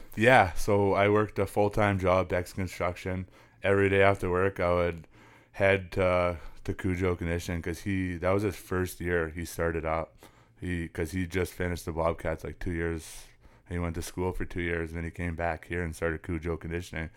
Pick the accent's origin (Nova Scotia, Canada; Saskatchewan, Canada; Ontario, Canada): Saskatchewan, Canada; Lloydminster; also born or lived in Prince Albert, Saskatchewan / Big River, Saskatchewan; we ended by moving into Lloydminster where, yeah, I s, grew up and been living ever since